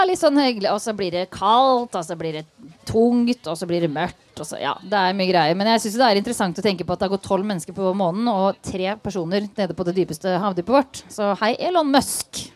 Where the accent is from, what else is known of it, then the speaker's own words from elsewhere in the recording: Østfold, Norway; Jeg er fra Østfold